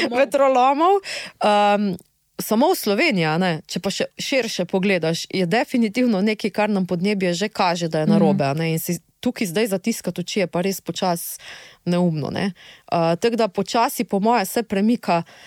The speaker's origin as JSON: {"language": "Slovenian", "country": "Slovenia"}